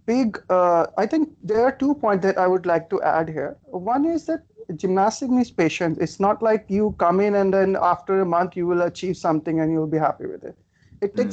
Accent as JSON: {"language": "English", "town": "Faridabad", "region": "Haryana", "country": "India", "tie": "born or raised there", "said": "when I was uh, uh, in in my hometown near Delhi in Faridabad"}